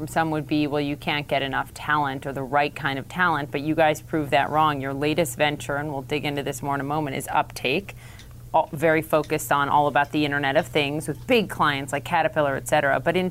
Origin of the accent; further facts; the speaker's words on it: Minnesota, United States; I'm from Minnesota, where they say Minnesota nice, right?